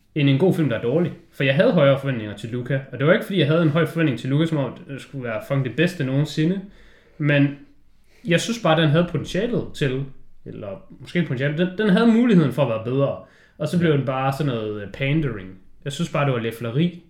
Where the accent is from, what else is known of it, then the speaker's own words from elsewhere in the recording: Denmark; når du kommer derned som dansker